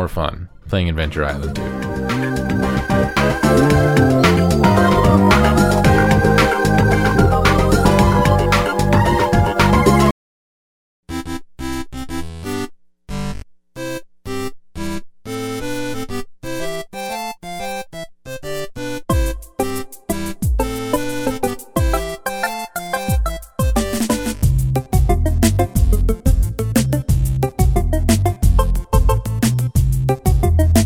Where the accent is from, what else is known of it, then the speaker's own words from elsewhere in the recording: United States; I'm American. I don't even speak English. I talk American.